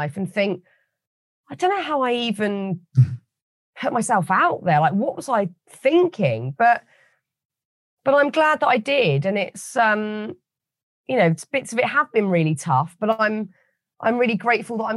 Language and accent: English; United Kingdom; As a British person